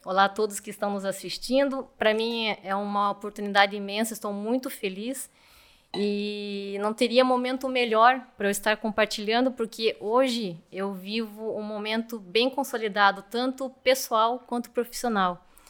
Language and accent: Portuguese; Curitiba, Paraná, Brazil; eu sou de Curitiba